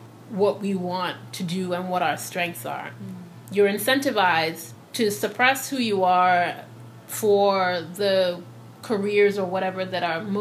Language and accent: English; Nigeria; moved away as an adult; also born or lived in Liberia; now in United States; I was born in Liberia to Sierra Leonean parents, and then I moved to Nigeria when I was 6, and I lived in Nigeria from when I was 6 to 18.